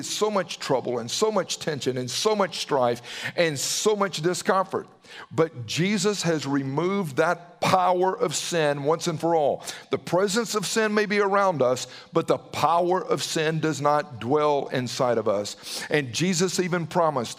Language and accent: English; Southern, United States; accent: Southern; with my Southern accent